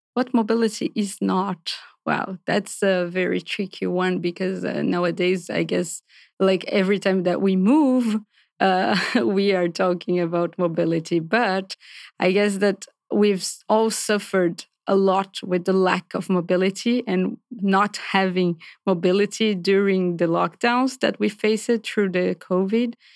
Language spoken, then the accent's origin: English; Brazil; moved away as an adult; also born or lived in Paris; I'm from Brazil originally.